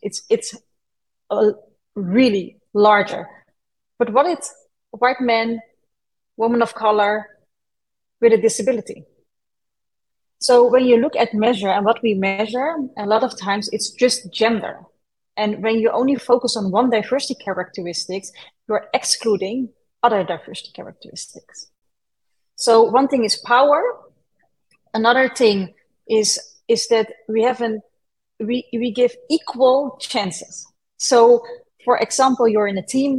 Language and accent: English; Netherlands; I was born and raised in the Netherlands